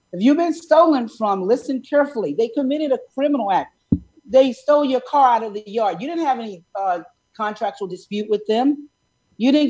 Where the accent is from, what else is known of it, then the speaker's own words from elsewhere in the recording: New York City, New York, United States; I'm from the Bronx, New York